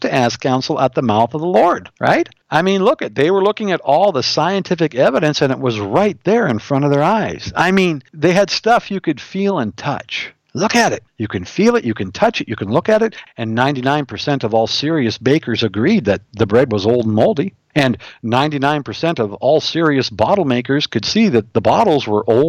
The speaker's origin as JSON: {"language": "English", "region": "Montana", "country": "United States", "said": "I'm from Montana"}